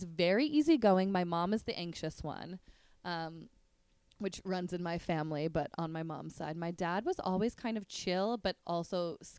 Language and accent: English; New Jersey, United States; now in New York, United States; I grew up in New Jersey. Dad grew up in Brooklyn. Mom grew up in Manhattan.